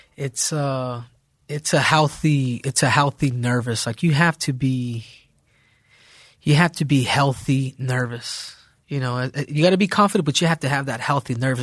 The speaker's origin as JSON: {"language": "English", "region": "Arizona", "country": "United States", "tie": "born or raised there", "also_born_or_lived": "South Central, Los Angeles, California"}